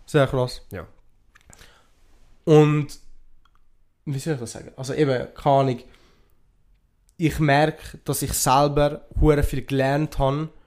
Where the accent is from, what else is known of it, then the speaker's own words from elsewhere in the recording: Italy; now in Switzerland; ich will nicht als Schweizer bezeichnet werden, ich würde als Ausländer bezeichnet werden, ich würde als Italiener bezeichnet werden.